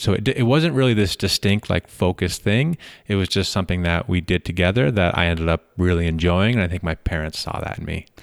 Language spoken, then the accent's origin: English; Middlebury, Vermont, United States; moved away; grew up in a pla-, in mi-, near Middlebury, Vermont